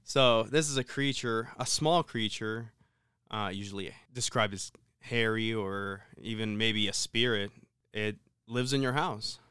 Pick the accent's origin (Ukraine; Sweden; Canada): Ukraine; moved away; growing up in Ukraine, um, we were fairly poor